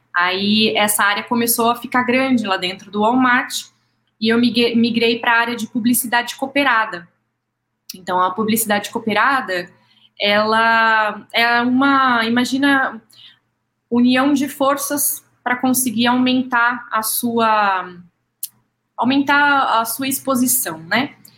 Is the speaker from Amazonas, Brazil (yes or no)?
no; São José do Rio Preto, São Paulo, Brazil; moved away; sou nascida em Rio Preto, mas fiz faculdade lá